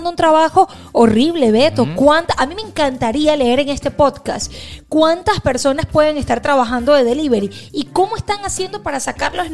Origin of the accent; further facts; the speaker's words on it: Venezuela; Usted sabe que si somos venezolanos tenemos que grabar aquí. En Porque en Brickell